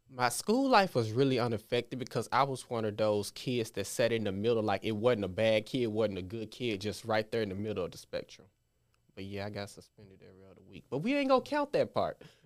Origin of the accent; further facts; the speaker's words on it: Memphis, Tennessee, United States; I grew up in all areas of Memphis, Frazier, Raleigh, Hickory Hill